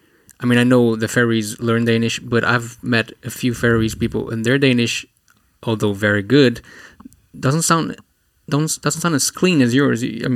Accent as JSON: {"language": "English", "country": "Brazil", "said": "I'm Brazilian, though."}